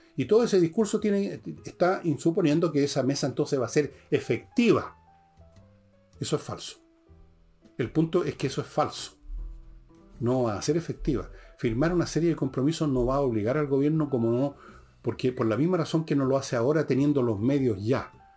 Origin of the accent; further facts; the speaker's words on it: Chile; como chileno